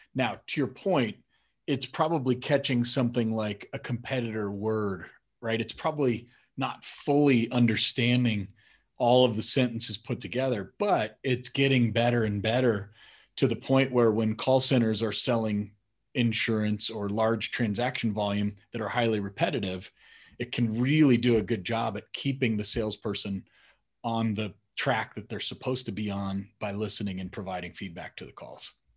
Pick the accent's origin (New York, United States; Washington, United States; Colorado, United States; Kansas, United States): Colorado, United States; also born or lived in Madison, Wisconsin; I was born in Madison, but we moved to Colorado when I was about five or six